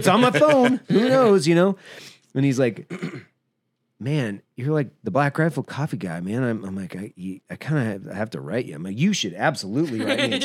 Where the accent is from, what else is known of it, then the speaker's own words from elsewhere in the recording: Idaho, United States; moved away; my hometown in Idaho